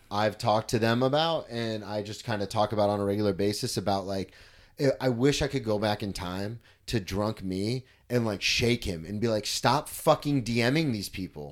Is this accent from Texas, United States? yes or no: no; Florida, United States; I'm a comic from Florida